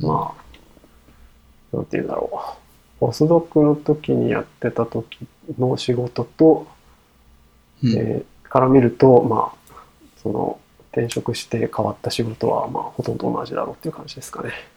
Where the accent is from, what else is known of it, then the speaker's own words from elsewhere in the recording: Fukuoka, Japan; moved away; 私の出身地は福岡市でして